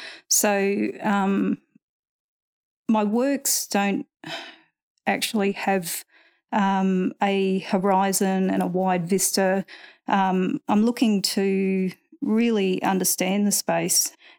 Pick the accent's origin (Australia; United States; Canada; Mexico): Australia; Winton, Queensland; I grew up in Winton and then moved away for education